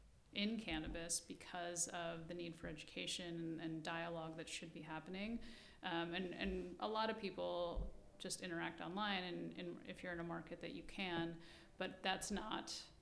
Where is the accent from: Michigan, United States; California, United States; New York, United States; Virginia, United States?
New York, United States; New York City; I think, yes, that's, and I'm a New Yorker, so I will say, yeah, absolutely.